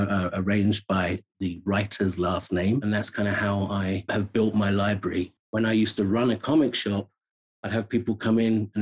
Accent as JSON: {"language": "English", "region": "London", "country": "United Kingdom", "tie": "born or raised there", "moved": "as an adult", "lives_now": "United States", "said": "I am not from America. Born and raised in London, England"}